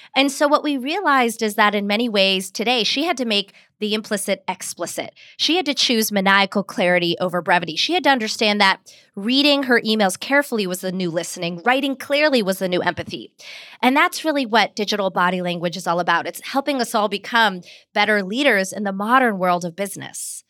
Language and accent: English; Pittsburgh, Pennsylvania, United States; I grew up in Pittsburgh, Pennsylvania, which meant at home we spoke Hindi